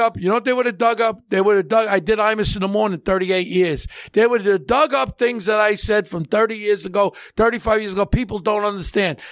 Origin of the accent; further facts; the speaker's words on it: United States; I'm an American. My mother's born in Catania, Sicily. My father's in Tri-, I'm a first gen